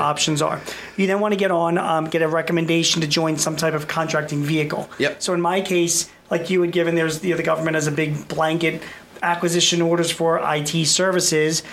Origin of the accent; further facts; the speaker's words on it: Philadelphia, Pennsylvania, United States; I'm from Philadelphia